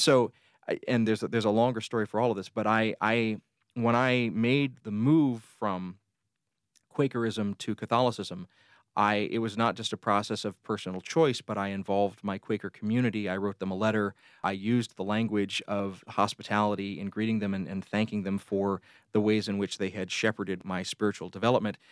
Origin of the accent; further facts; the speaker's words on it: Columbus, Georgia, United States; also born or lived in Phenix City, Alabama; I grew up, uh, just outside the Fort Benning Military Base in Columbus, Georgia